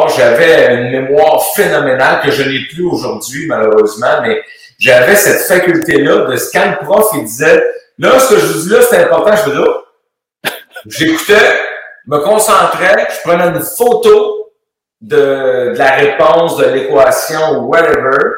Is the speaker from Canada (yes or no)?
yes; Montreal, Quebec, Canada; also born or lived in Sainte-Clotilde, Quebec; suis tombé tout de suite à ville saint pierre Ville-la-Salle. On a tourné à l'entour de ça pendant un petit bout. Mais je suis né à Sainte-Clotilde.